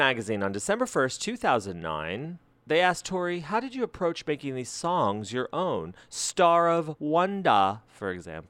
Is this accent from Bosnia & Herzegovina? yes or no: no; New Mexico, United States; I'm from New Mexico.